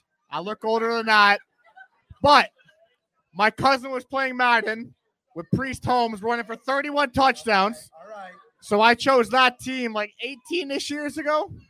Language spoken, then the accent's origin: English; Canada; I'm from Canada.